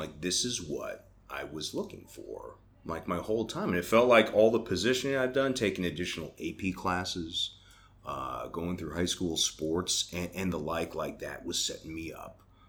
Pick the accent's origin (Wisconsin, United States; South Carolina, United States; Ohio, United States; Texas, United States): Ohio, United States; Bay Village; now in Atlanta, United States; So I grew up in northern Ohio, a northeast suburb of Cleveland, Bay Village.